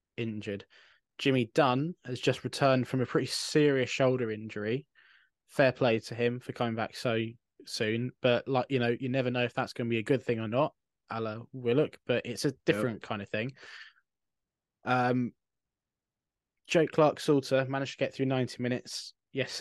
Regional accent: Scotland, United Kingdom; I am... burdened with being Scottish

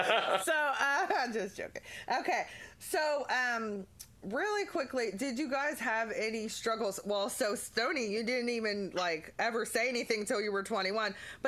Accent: Honolulu, Hawaii, United States; born there; Yeah. I was born in Honolulu.

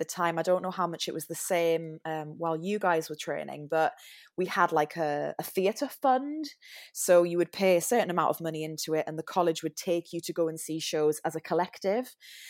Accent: Newcastle, North East England, United Kingdom; now in London, United Kingdom; because obviously I'm not from London with my weird accent. I'm from Newcastle. So went to London, trained down here, still live here.

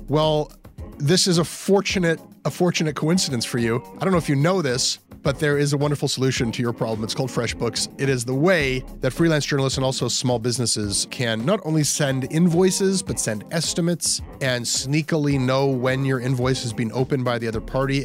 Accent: Canada; I'm a Canadian who's known to some Americans in the media

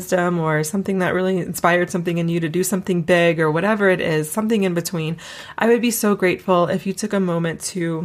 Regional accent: East Coast, United States; now in Colorado, United States; I'm from the East Coast originally.

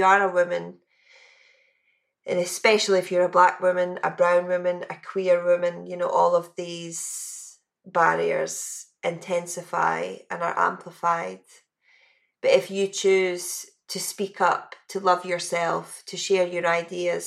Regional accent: West Coast of Scotland, United Kingdom; growing up in the West Coast of Scotland

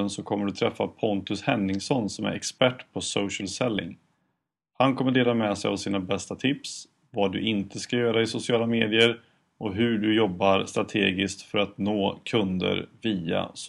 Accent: Karlstad, Värmland, Sweden; moved away as an adult; also born or lived in Gothenburg / Dublin; now in Stockholm, Sweden; Jag är ursprungligen från Karlstad i Värmland.

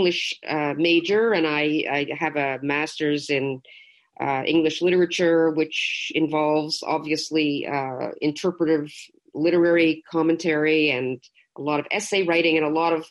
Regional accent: Toronto, Ontario, Canada; moved away; also born or lived in Quebec; I'm from Toronto originally, but I lived through the most tumultuous period of Quebec's modern history

